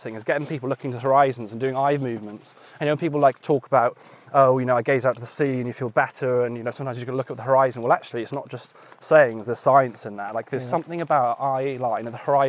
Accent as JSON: {"language": "English", "town": "Carmarthen", "region": "Wales", "country": "United Kingdom", "tie": "born or raised there", "also_born_or_lived": "Pembrokeshire", "said": "I grew up in Carmarthen, outside of Carmarthen."}